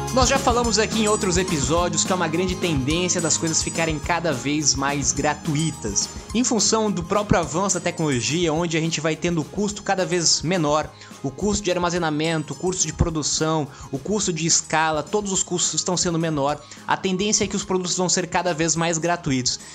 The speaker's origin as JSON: {"language": "Portuguese", "region": "São Paulo", "country": "Brazil", "said": "sou de São Paulo"}